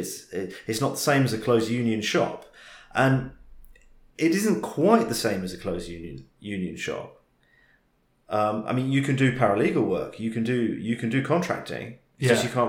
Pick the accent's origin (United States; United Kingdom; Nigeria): United Kingdom; it's partly, okay, being British, it's partly a class thing